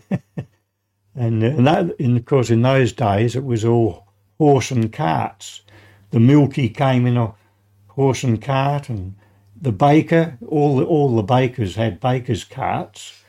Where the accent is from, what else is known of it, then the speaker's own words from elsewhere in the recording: Adelaide, South Australia, Australia; I was born in Adelaide, the Memorial Hospital. Uh, I grew up uh, in uh, Croydon, mm-hmm. suburb of Croydon